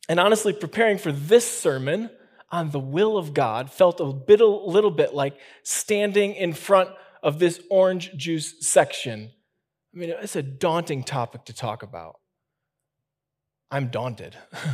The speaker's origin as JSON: {"language": "English", "region": "Midwest", "country": "United States", "tie": "born or raised there", "said": "I grew up in the Midwest, and this is just kind of how we did it."}